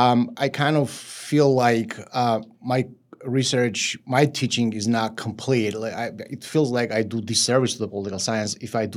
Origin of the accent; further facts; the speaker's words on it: Georgia; born there; English is a second language; And I grew up, I was born in the Soviet Union in 1976. Pretty much I witnessed Soviet Union in its last decades.